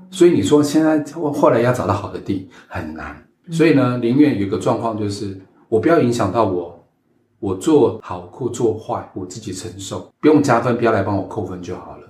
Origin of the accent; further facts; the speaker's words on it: Taiwan; 把你 香港人、我台湾人拿掉